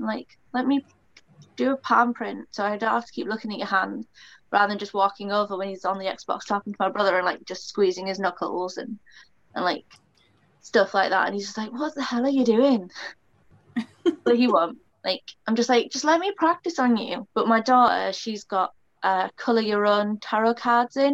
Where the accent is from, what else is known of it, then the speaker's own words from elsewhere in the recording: United Kingdom; I'm British, I'm Celtic.